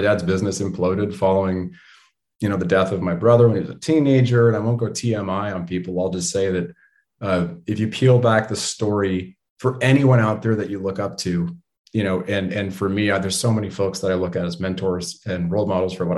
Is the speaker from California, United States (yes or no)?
yes; Bay Area, California, United States; growing up in the Bay Area